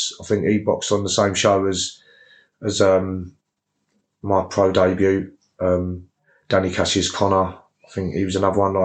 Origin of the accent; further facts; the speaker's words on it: Gillingham, South East England, United Kingdom; I'm from Gillingham